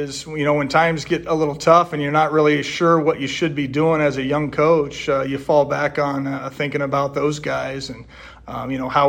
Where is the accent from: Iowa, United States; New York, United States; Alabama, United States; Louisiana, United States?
Iowa, United States; Atlantic; as a youth growing up in Atlantic, in middle school, into high school